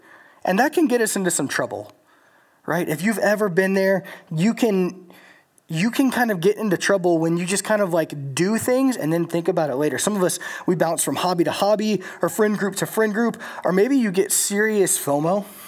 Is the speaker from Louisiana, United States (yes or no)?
yes; Louisiana, United States; moved away; I'm from Louisiana, so Hurricane Katrina is like a real thing for me.